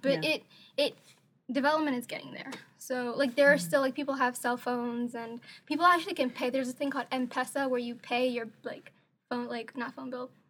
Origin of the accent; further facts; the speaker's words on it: North Eastern Province, Kenya; When you go to the village, like from where I'm from, I'm from Northeastern Province